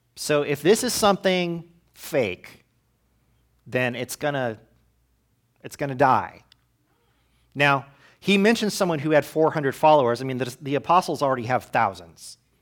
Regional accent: United States; as American Christians

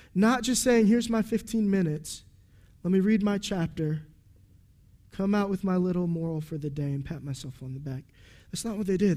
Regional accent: United States; We're American

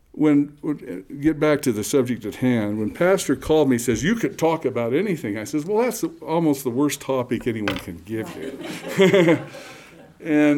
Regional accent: Provo, Utah, United States; also born or lived in Lehi, Utah; I'm a native Utah. In fact, I was born in Lehigh, about 8 miles away. And then our parent and my family moved to Provo

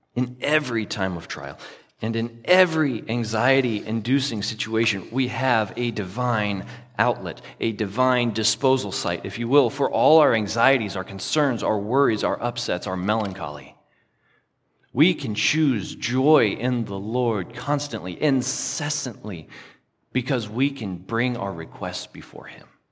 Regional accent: the South, United States; I grew up in the South

